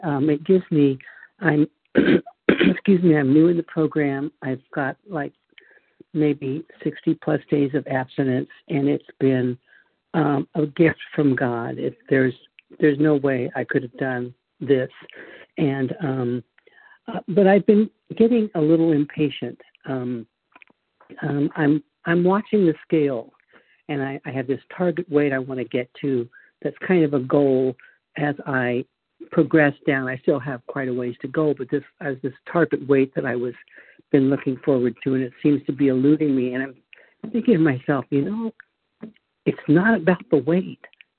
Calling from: Charlotte, North Carolina, United States; Oh, North Carolina, Charlotte, North Carolina.

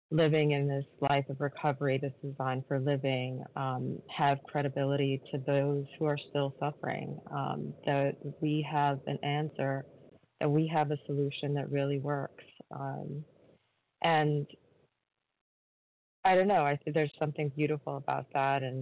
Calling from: New York, United States; in New York.

